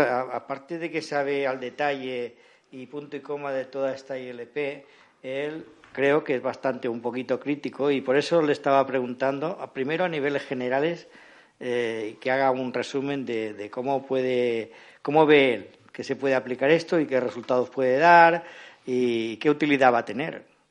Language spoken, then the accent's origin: Spanish; Catalonia, Spain; yo por eso soy catalán también